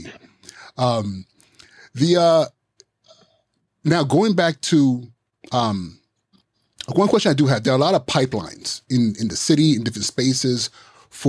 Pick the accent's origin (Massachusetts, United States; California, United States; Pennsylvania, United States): California, United States; Inglewood; now in New York City, United States; I grew up in Los Angeles, Inglewood, California